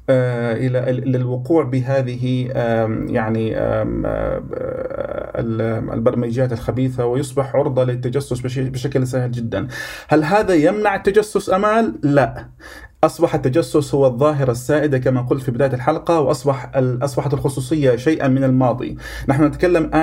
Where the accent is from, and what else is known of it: Jordan